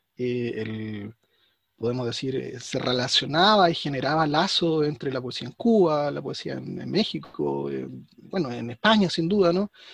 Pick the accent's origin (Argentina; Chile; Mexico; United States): Chile; Yo soy chileno